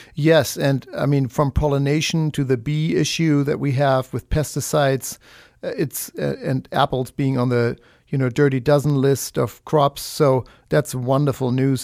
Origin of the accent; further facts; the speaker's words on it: Germany; moved away; I'm from Germany. That's what I grew up with.